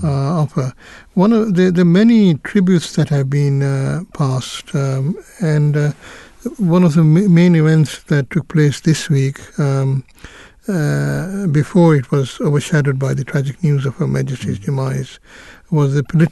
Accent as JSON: {"language": "English", "country": "Kenya", "tie": "born there", "said": "But it's also noteworthy that I was born in East Africa."}